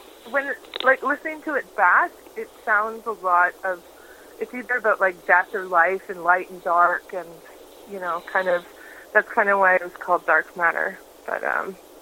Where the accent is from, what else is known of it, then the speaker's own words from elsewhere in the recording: Prince Rupert, British Columbia, Canada; I grew up in Prince Rupert, BC, which is northern British Columbia